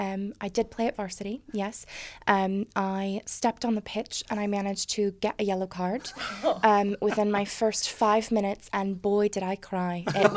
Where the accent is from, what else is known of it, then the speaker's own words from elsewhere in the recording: United States; moved away as an adult; also born or lived in Edinburgh; now in Scotland; If you can't tell by the bad accent, I am actually American.